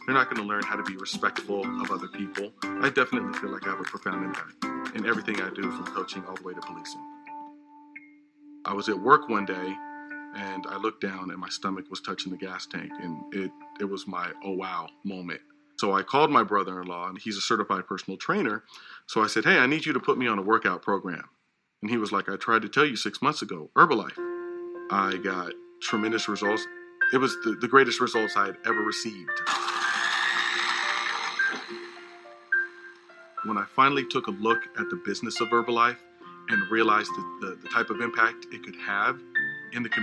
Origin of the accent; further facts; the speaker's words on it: Los Angeles, California, United States; I am born and raised in Southern California. I grew up in this neighborhood, as a matter of fact, right up the street. I've been a police officer in the city of Los Angeles